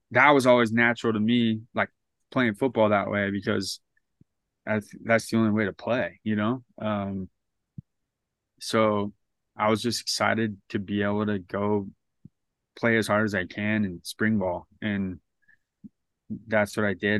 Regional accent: San Diego, California, United States; I was from San Diego

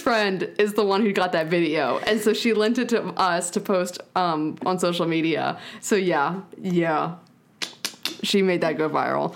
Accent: United States; I'm from Carolina

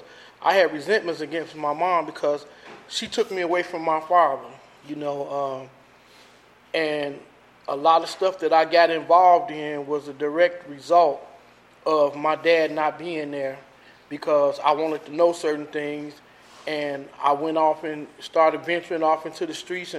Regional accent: Chicago, Illinois, United States; I grew up, born and raised in Chicago

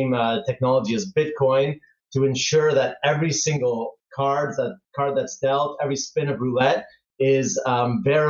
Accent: Toronto, Ontario, Canada; moved away as an adult; now in Barcelona, Spain; I grew up in Canada and from Toronto, so I spent almost 30 years there

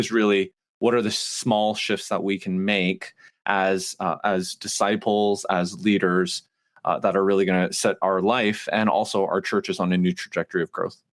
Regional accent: Canada; moved away as an adult; also born or lived in Montreal; now in United States; I moved to the South three years ago. I'm Canadian.

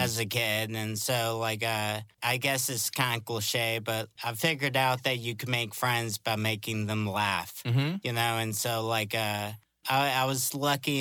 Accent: East Coast, United States; I'm from the East Coast

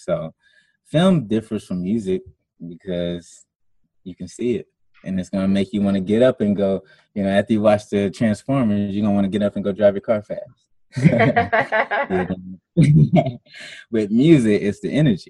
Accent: South Carolina, United States; I'm from South Carolina

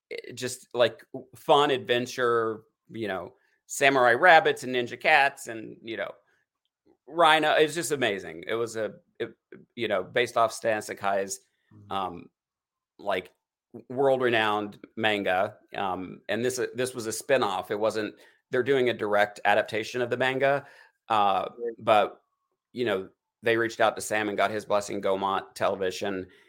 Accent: Eastern Kentucky, United States; now in Hollywood, United States; I'm a hillbilly in Hollywood. Like, I grew up in East, Eastern Kentucky

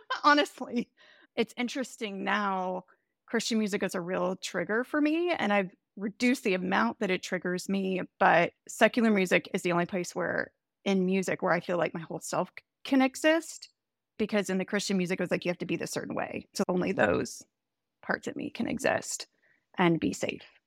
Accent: the Bible Belt in the South, United States; moved away; also born or lived in Chicago; I grew up Southern Baptist in the Bible Belt in the South. It was interesting when I moved to Chicago

